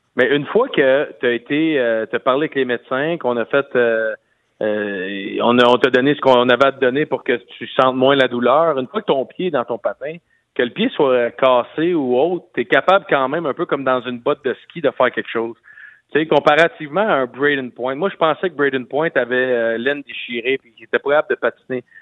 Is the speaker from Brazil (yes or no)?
no; Quebec, Canada; moi comme Québécois euh, canadien